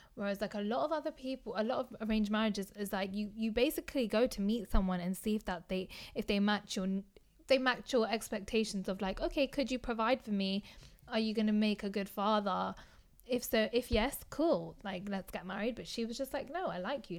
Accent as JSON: {"language": "English", "country": "United Kingdom", "said": "I see myself as British."}